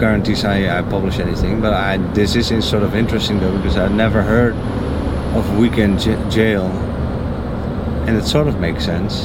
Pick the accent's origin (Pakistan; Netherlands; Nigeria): Netherlands; moved away as an adult; now in Florida, United States; I'm from the Netherlands